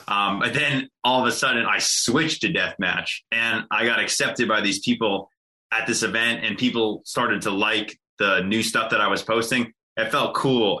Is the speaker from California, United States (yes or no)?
no; Jersey Shore, near Atlantic City, New Jersey, United States; I grew up on the Jersey Shore, uh, very, very close to Atlantic City.